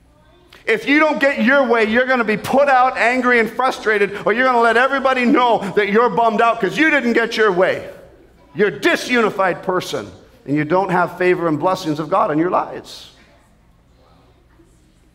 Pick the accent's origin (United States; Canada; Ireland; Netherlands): Canada; as a Canadian